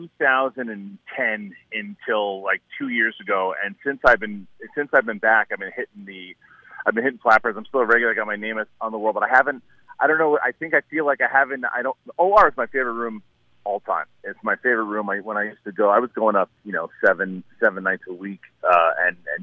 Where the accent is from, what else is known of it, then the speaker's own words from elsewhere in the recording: New York City, New York, United States; I'm from Queens